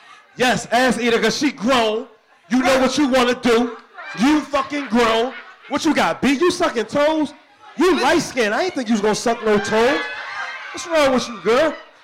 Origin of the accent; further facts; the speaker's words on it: Philadelphia, Pennsylvania, United States; I'm from North Philly.